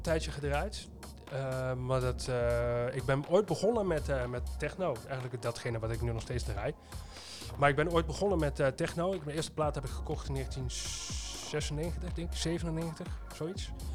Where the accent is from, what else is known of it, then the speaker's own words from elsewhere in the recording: Twente, Overijssel, Netherlands; moved away; waar ik vandaan kom, is inderdaad Twente